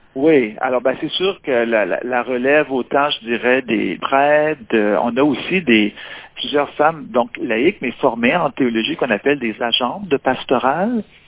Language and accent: French; Quebec, Canada; Ici, chez nous au Québec